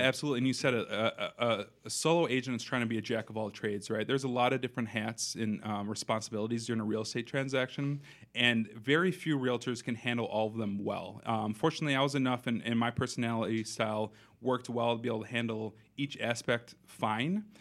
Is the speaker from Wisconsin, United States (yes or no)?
yes; Madison, Wisconsin, United States; also born or lived in Minnesota; born and raised here in Madison, so I grew up here on the West Side